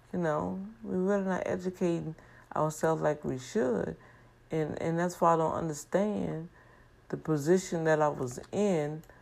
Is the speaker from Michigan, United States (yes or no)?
no; New Orleans, Louisiana, United States; now in Houston, United States; because I came from New Orleans, Louisiana, I could not really uh, represent the district. I've been in the district for almost seven, eight years.